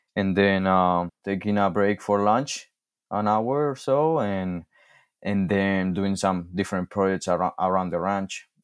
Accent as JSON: {"language": "English", "country": "Spain", "also_born_or_lived": "Michigan", "second_language": "English", "moved": "yes", "lives_now": "Montana, United States", "said": "I'm originally from, from Spain, and I came to, to the States, uh, in two thousand sixteen."}